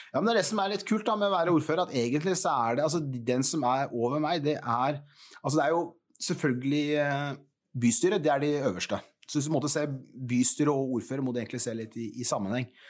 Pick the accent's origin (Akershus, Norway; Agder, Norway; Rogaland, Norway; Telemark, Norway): Telemark, Norway; Porsgrunn; Jeg, jeg bodde som liten på Stridsgrev